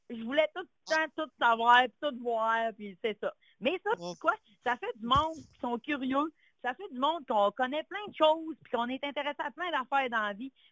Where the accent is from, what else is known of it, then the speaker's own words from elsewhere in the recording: Lac Saint-Jean, Quebec, Canada; moi, je viens du lac Saint-Jean.